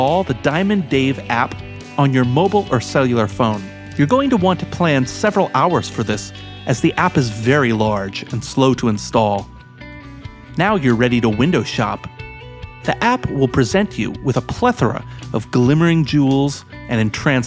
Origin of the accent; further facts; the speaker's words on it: United States; now in Canada; I'm the only non-Canadian of the four of us. I'm American.